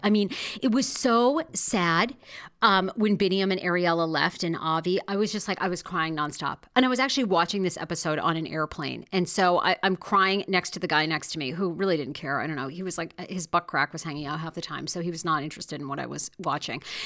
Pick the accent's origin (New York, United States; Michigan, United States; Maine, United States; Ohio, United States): Maine, United States; Wiscasset; I grew up in Maine. Now, I love my little hometown of West Cassett, Maine